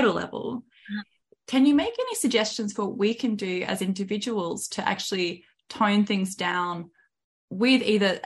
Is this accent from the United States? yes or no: no; Australia; as an Australian